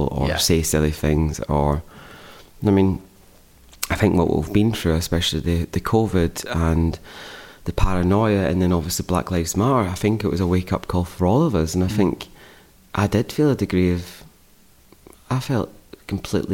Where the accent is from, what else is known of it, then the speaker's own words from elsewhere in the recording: Scotland, United Kingdom; moved away; growing up in Scotland